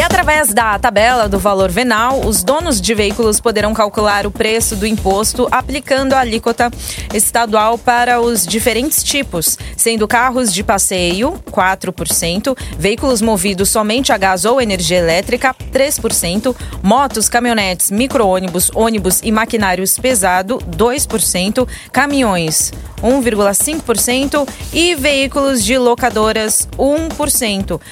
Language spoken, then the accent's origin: Portuguese; São Paulo, Brazil; sou de Ipiranga, mas assim, eu pra ir pra Moca, meus cinco minutos tô lá